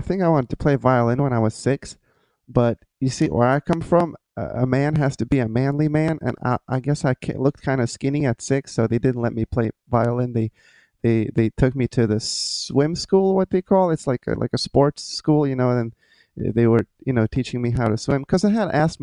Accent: Lithuania; English is a second language; moved away as an adult; now in Florida, United States; I transferred to a music conservatory in my hometown

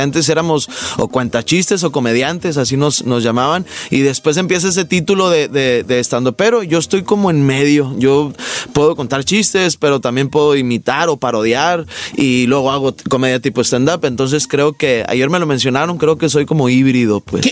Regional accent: Monterrey, Nuevo León, Mexico; Soy de Monterrey, Nuevo León, regio y codo por nacimiento

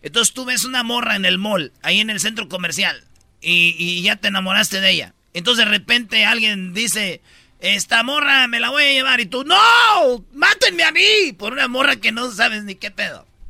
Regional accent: Michoacán, Mexico; yo soy de Michoacán

